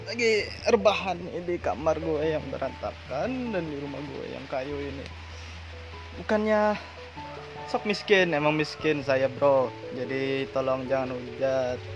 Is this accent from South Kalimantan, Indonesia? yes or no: yes; South Kalimantan, Indonesia; Indonesian is a second language; maaf ya bahasa Indonesia gue kurang lancar soalnya gue orang Banjar dan gue kurang fasih berbahasa Indonesia